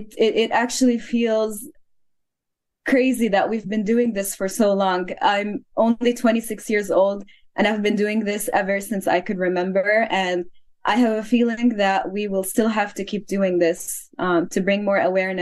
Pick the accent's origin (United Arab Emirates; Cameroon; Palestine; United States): Palestine; Gaza Strip; English is a second language; I am just like all the other people in Gaza who are trying to tell their story on their phones